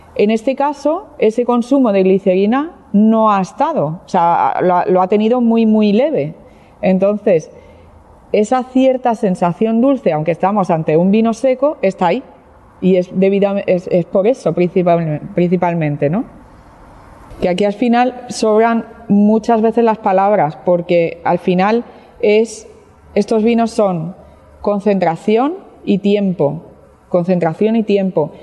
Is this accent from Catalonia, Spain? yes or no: yes; Barcelona, Catalonia, Spain; now in Jerez de la Frontera, Spain; yo no soy eh, jerezana, no soy andaluza, soy de Barcelona, soy catalana